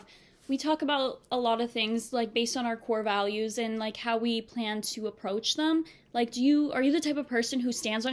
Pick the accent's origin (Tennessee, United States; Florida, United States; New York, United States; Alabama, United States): Florida, United States; Miami; moved away as an adult; now in Boston, United States; I'm 19 years old and I'm from Miami, Florida